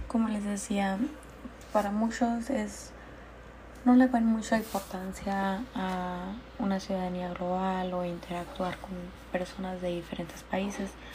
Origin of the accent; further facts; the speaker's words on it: Jecori, Sonora, Mexico; Yo soy de Jecori, Sonora